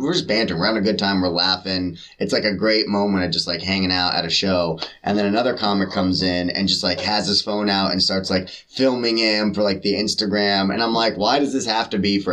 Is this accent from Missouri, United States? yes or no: no; San Francisco, California, United States; now in New York, United States; San Francisco